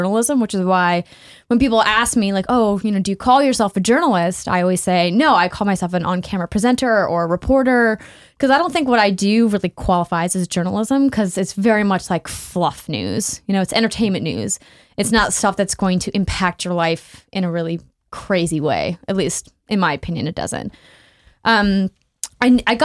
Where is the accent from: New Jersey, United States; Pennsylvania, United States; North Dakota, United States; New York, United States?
North Dakota, United States; Fargo; moved away; So I come from Fargo, North Dakota. That's where I'm from originally.